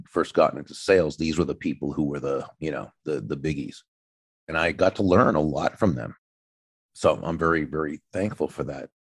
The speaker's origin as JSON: {"language": "English", "region": "New England", "country": "United States", "tie": "born or raised there", "moved": "yes", "lives_now": "Florida, United States", "said": "I grew up in New England, even though I live in Florida now."}